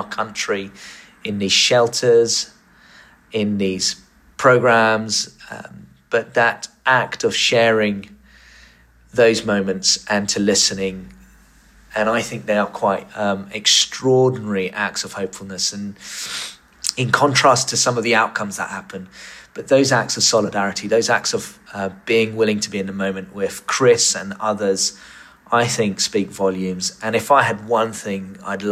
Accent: Tunbridge Wells, South East England, United Kingdom; my hometown of Tunbridge Wells

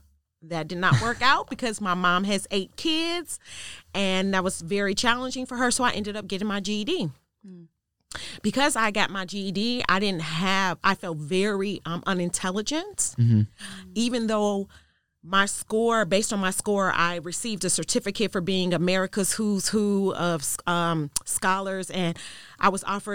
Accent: Chicago, Illinois, United States; I grew up in Chicago. Thank you for asking. I actually grew up on the south side of Chicago, 3 blocks west of Inglewood.

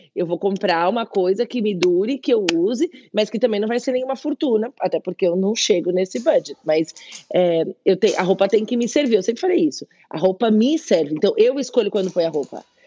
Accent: São Paulo, Brazil; moved away as an adult; also born or lived in Spain; Eu nasci na Vila Prudente, em São Paulo, mas eu cresci no Bom Retiro

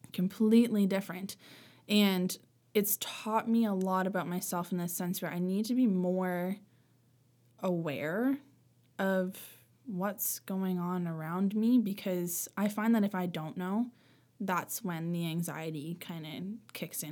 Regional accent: Sackville, Nova Scotia, Canada; also born or lived in Sydney, Cape Breton / Halifax / Lunenburg; I grew up in, mostly in Sackville

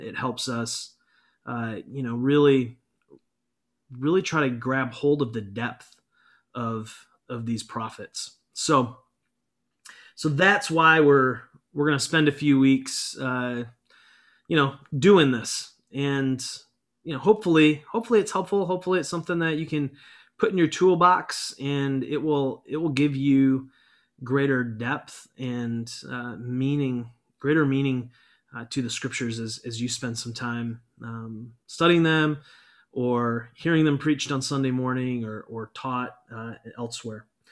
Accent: United States; as American Christians

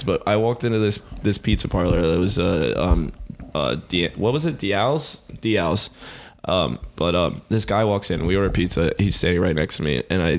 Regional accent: Smyrna Park, Maryland, United States; moved away; It's my hometown. I used to work there. Where? And, where I grew up. Yeah. In Smyrna Park, Maryland.

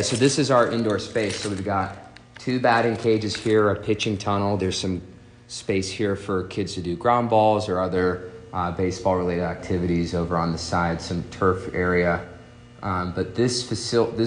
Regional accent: Seattle, Washington, United States; moved away as an adult; also born or lived in North Carolina; now in Pittsburgh, United States; I'm originally from Seattle, Washington, born and raised in Seattle

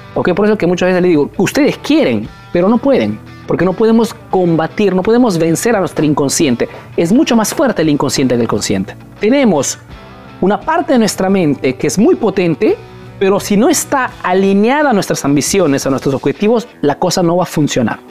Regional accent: Peru; now in Italy

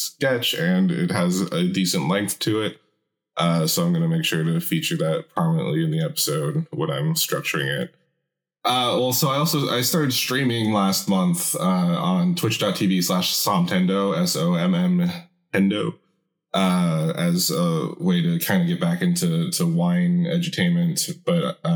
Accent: Seattle, Washington, United States; I'm from Seattle

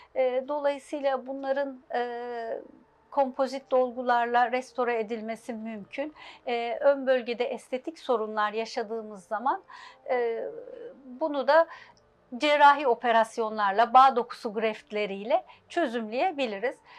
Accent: Istanbul, Turkey; altmış dokuz İstanbul doğumluyum. İlk orta lise, e, İstanbul, Bakırköy'de okudum.

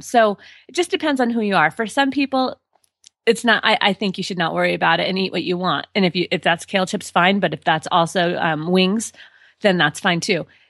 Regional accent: Colorado, United States; born and raised in Colorado

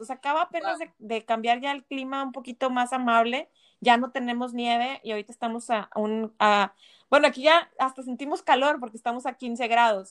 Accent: Monterrey, Nuevo León, Mexico; moved away

